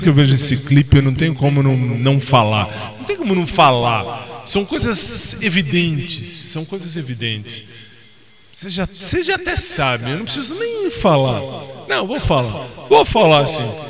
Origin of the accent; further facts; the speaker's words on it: Brazil; Eu sou brasileiro